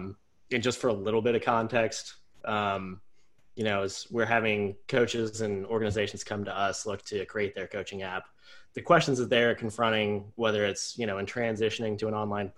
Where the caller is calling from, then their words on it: Richmond, Virginia, United States; We're calling in from Richmond, Virginia, so quick shout out to Hardywood.